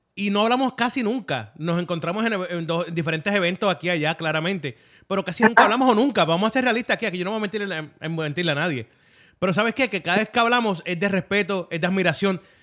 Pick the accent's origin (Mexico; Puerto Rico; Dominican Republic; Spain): Puerto Rico; lo estoy diciendo como puertorriqueño